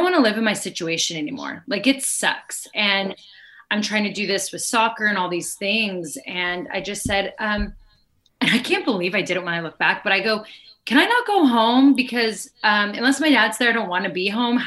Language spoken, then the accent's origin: English; Arizona, United States; we grew up in Arizona, majority of our life with him